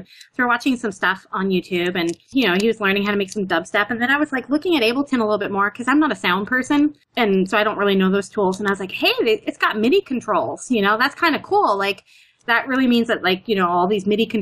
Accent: Canada; accent: Canadian; now in New York, United States; I'm Canadian

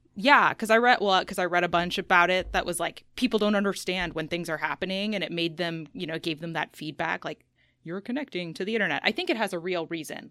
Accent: Seattle, Washington, United States; I'm from Seattle, and I went from a school here, high school here, to the University of Washington in Seattle

